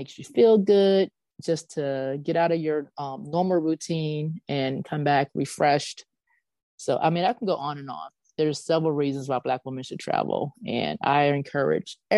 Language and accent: English; Pennsylvania, United States; We're from Pennsylvania